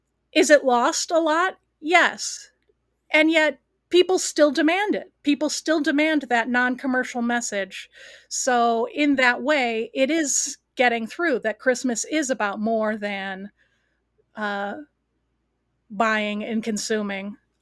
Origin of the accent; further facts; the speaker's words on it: Cleveland, Ohio, United States; I grew up in the Cleveland market, which is a very large market in Ohio.